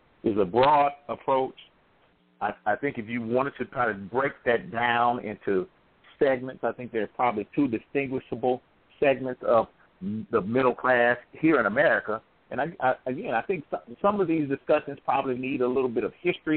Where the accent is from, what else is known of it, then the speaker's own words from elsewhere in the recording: St. Louis, Missouri, United States; I'm from the St. Louis area